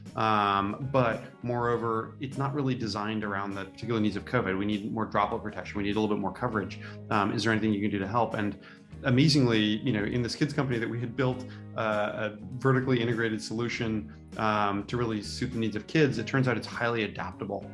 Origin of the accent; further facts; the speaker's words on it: Santa Rosa, California, United States; I grew up in Santa Rosa